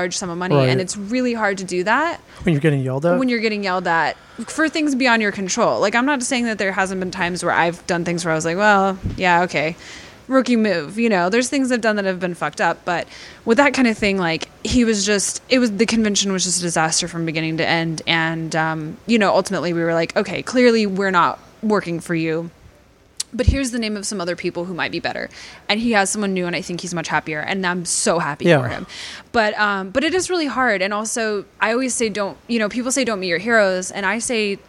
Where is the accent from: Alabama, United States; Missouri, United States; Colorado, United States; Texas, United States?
Texas, United States; I grew up in Texas